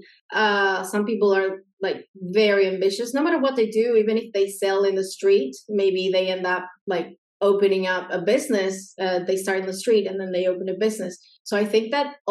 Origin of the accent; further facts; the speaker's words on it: Argentina; English is a second language; I'm from Argentina